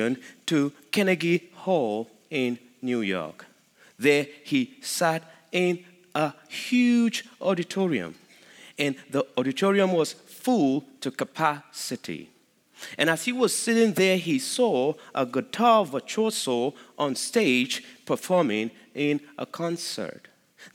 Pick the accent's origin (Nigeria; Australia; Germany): Nigeria; moved away as an adult; now in Midlothian, United States; I am from Nigeria